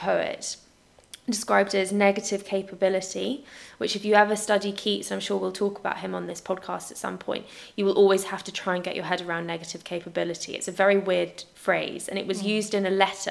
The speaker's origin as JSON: {"language": "English", "country": "United Kingdom", "said": "we're British"}